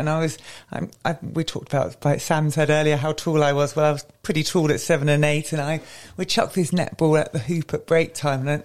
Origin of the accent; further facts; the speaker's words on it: Maidenhead, South East England, United Kingdom; I'm local from Maidenhead.